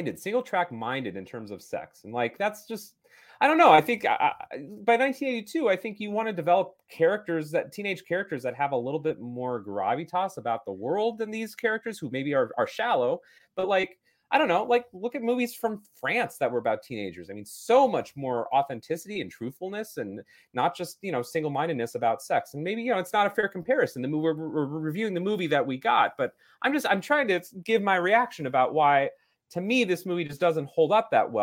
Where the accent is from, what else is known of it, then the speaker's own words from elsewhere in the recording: Eugene, Oregon, United States; my hometown of Eugene